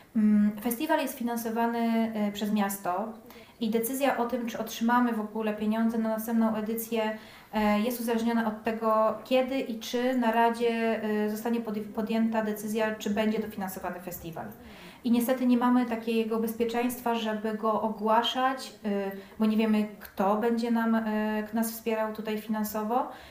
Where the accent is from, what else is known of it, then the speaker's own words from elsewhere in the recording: Płock, Masovian Voivodeship, Poland; now in Warsaw, Poland; zamieszkałam w Warszawie, bo jestem ogólnie z Płocka